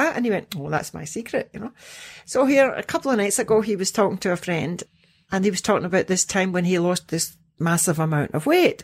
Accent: Scotland, United Kingdom; I'm Scottish

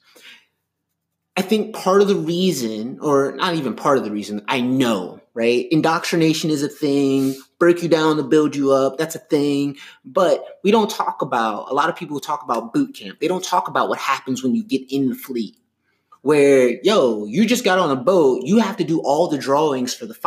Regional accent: Miami Gardens, Florida, United States; I grew up in Miami Gardens

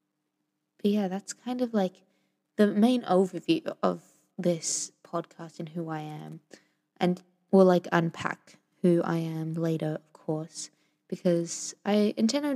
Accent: Sydney, New South Wales, Australia; also born or lived in Venezuela; now in Melbourne, Australia; have been living in Sydney until I moved out to Melbourne

